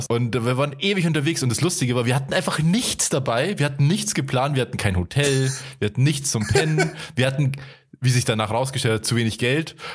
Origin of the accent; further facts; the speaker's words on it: Altötting, Bavaria, Germany; Das war in Leipzig und wir kommen ja aus Altötting. Das ist ziemlich weit weg von Leipzig.